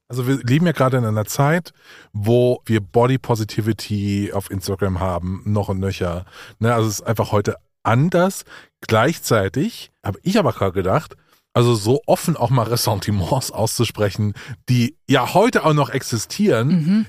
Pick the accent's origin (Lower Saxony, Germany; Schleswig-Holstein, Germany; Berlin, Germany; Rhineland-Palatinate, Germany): Rhineland-Palatinate, Germany; Hunsrück, near Trier; moved away; ich komme ja aus dem Hunsrück, beziehungsweise aus der Gegend von Trier